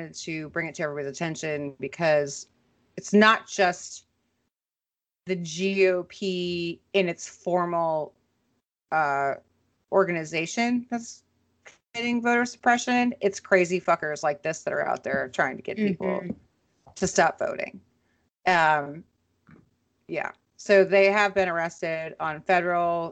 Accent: Minnesota, United States; my hometown of Minnesota

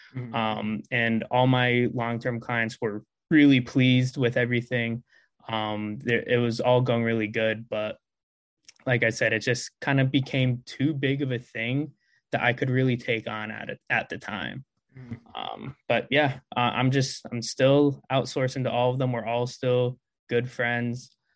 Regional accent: Connecticut, United States; also born or lived in Philadelphia area; now in Philadelphia, United States; I'm originally from Connecticut, but um right now in the Philadelphia area

